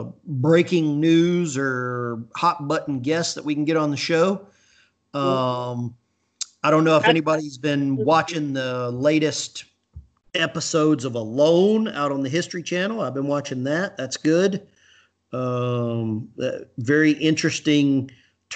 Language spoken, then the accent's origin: English; Alabama, United States; I grew up in Alabama.